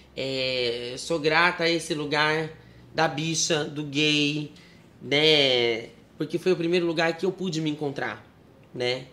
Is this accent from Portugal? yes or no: no; Sarutaiá, São Paulo, Brazil; born or raised there; also born or lived in Marília